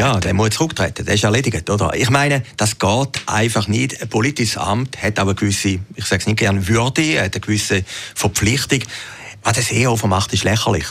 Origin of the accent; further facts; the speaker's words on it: Switzerland; in der Schweiz